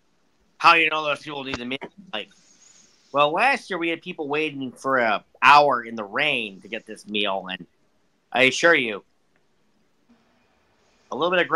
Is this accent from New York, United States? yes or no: no; Pittsburgh, Pennsylvania, United States; well, I'm from Pittsburgh, so.